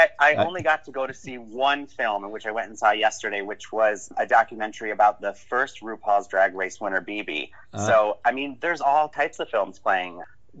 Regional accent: the Berkshires, Massachusetts, United States; moved away as an adult; now in Provincetown, United States; a little gay boy growing up in the Berkshires

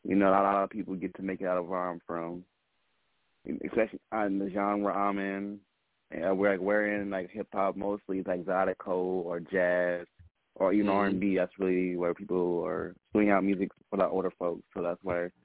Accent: Lafayette, Louisiana, United States; now in Texas, United States; I'm calling from Texas, but I am from Lafayette, Louisiana

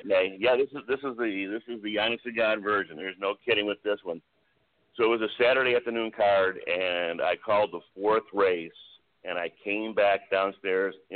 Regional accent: Niagara Falls, New York, United States; I was born and raised in Niagara Falls, New York.

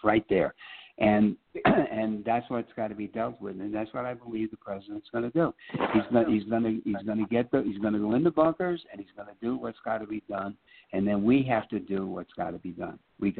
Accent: New York City, New York, United States; moved away; also born or lived in Phoenix; By the Battery. That's where I grew up, Red Hook.

